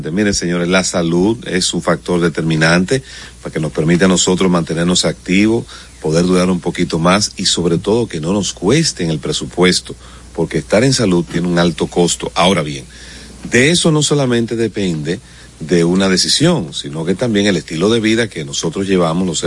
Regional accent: Dominican Republic; soy dominicano.

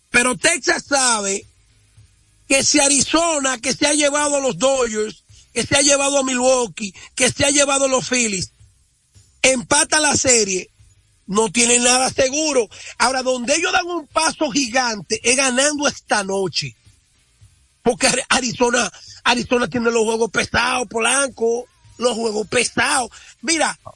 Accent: Dominican Republic; yo estoy muy orgulloso como dominicano

